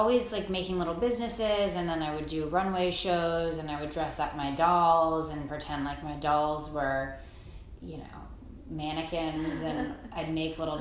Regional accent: Baltimore, Maryland, United States; now in Greenwich, United States; I grew up in Baltimore, Maryland

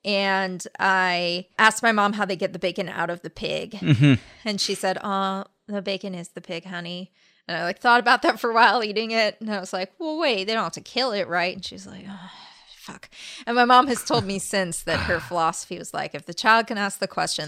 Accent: La Crescenta, California, United States; also born or lived in La Cañada; This hospital, at least, is in La Cañada, California, which is next to La Crescenta, California, which is where I grew up.

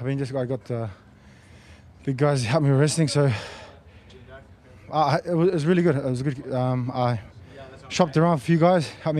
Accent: New Zealand; now in Sydney, Australia; I've been here for like 14 years. I started here as a kickboxing fighter. I'm originally from New Zealand, but my family's here. This is my home

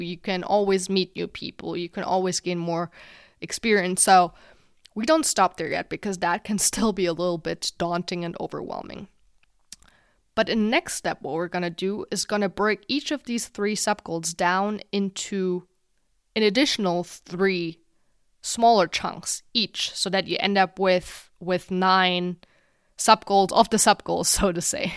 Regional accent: Germany; my home country of Germany

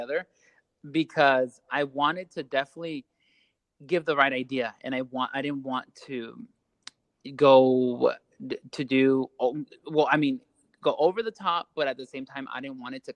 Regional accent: Los Angeles, California, United States; now in Las Vegas, United States; I'm originally from California.

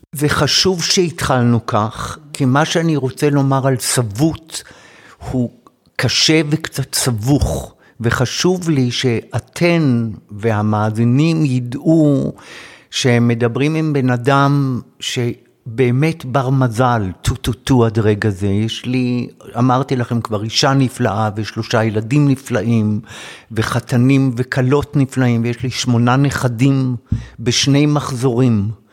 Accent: Jerusalem, Jerusalem District, Israel; born or raised there

